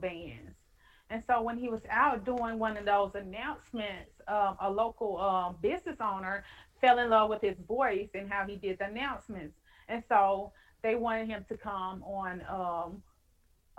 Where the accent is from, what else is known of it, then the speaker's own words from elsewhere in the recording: Clarksdale, Mississippi, United States; For me, it's the Mississippi Delta